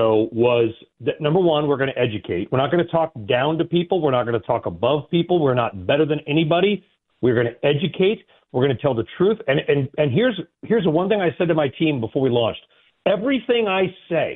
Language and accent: English; California, United States; I grew up in California